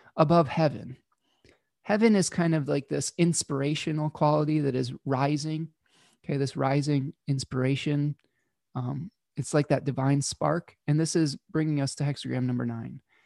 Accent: Michigan, United States; my home state of Michigan, in the United States

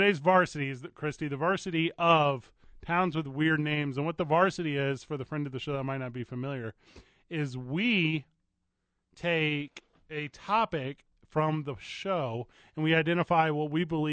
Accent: Midwest, United States; also born or lived in Lansing, Michigan; I grew up in the Midwest where the only pain I was able to feel is physical pain.

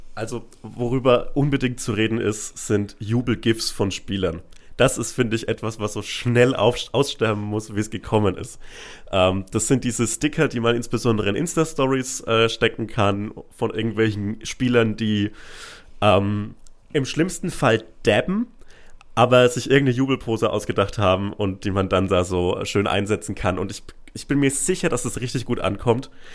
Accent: Franconia, Germany; moved away as an adult; also born or lived in Bielefeld; now in Berlin, Germany; als Franke

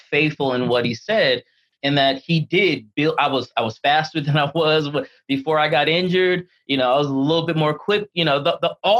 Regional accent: Louisville, Kentucky, United States; moved away as an adult; also born or lived in Georgia; now in Atlanta, United States; I'm from Louisville, Kentucky

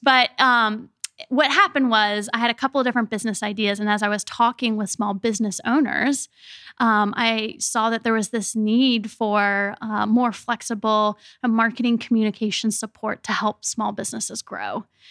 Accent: Richmond, Virginia, United States; I grew up here in Richmond, Virginia

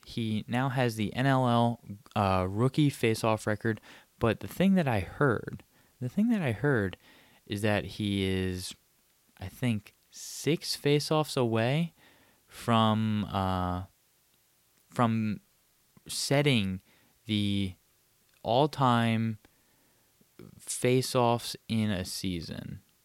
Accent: Abington, Pennsylvania, United States; my hometown of Abington, Pennsylvania, just a bit out of, uh, Philadelphia

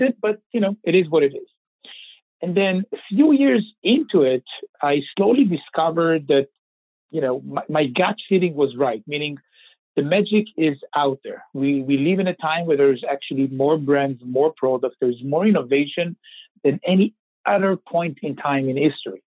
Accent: Israel; I was born and raised in Israel, which I'm sure you can kind of tell by my accent

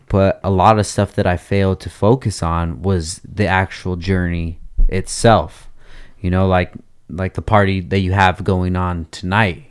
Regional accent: Oxnard, California, United States; I grew up in Oxnard my whole life

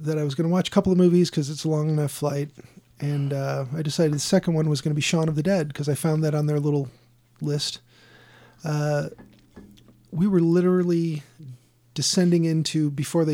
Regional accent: United States; I'm American.

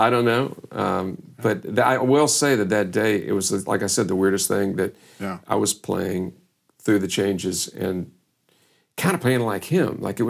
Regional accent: Louisville, Kentucky, United States; moved away as an adult; also born or lived in Austin, Texas; after growing up in Louisville

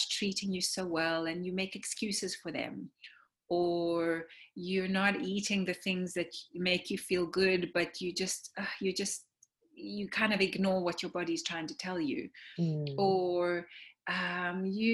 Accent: South Africa; moved away; as an immigrant, you know, I grew up in South Africa

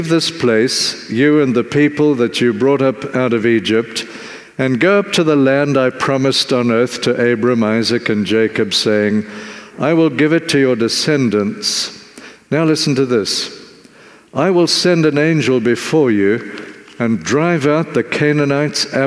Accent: Zimbabwe; now in South Africa; where I grew up in Zimbabwe

